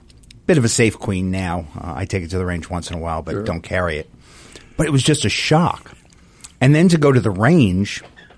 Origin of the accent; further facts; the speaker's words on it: Long Island, New York, United States; moved away as an adult; now in Georgia, United States; I grew up in New York, actually on Long Island, South Shore.